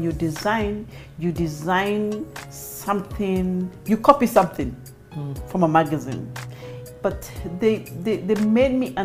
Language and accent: English; Kenya; moved away as an adult; also born or lived in London; being a Kenyan